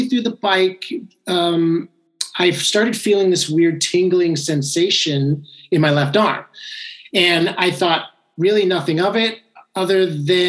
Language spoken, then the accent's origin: English; San Francisco, Marin County, California, United States; moved away as an adult; also born or lived in San Diego / Los Angeles; now in Hermosa Beach, United States; I grew up in San Francisco in Marin County